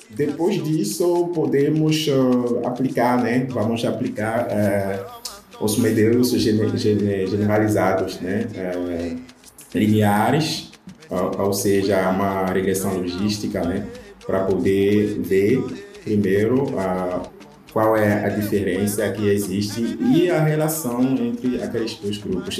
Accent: Benin; Portuguese is a second language; now in Brazil; Eu não sou brasileiro, né? Eu vim da África, eu sou de Benin

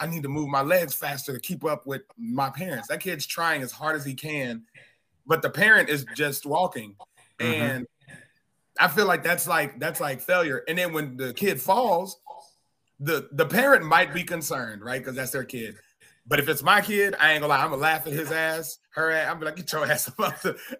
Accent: Arkansas, United States; I'm from Arkansas

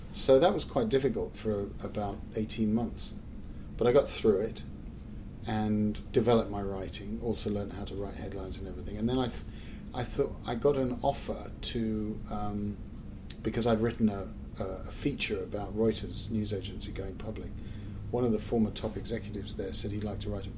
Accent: England, United Kingdom; also born or lived in Scotland / London; I'm English

